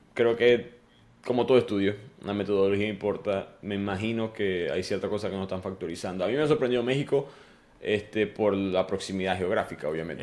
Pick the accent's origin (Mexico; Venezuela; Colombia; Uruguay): Venezuela; moved away as an adult; now in United States; cuando fui para la universidad allá en Venezuela